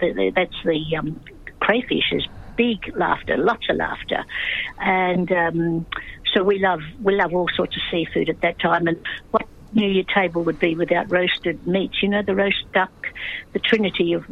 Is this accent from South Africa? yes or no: no; Australia; born or raised there; first language English; also born or lived in China